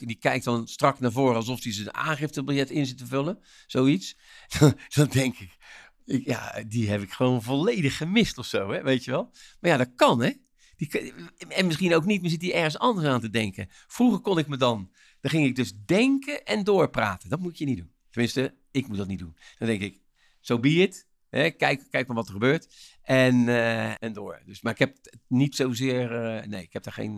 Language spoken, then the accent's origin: Dutch; Rotterdam, South Holland, Netherlands; als Rotterdammer